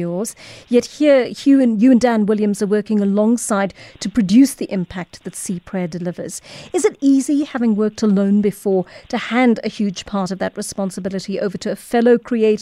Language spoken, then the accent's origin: English; South Africa; as a South African reader